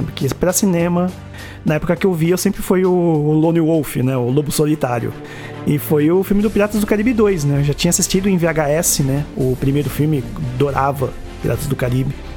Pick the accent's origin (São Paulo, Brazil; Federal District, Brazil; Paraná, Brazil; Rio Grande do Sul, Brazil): São Paulo, Brazil; São Caetano do Sul; São Caetano, né? Minha cidade natal